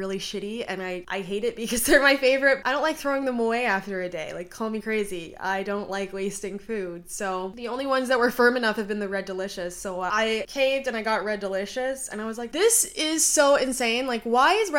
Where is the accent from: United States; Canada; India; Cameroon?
Canada; I'm from Canada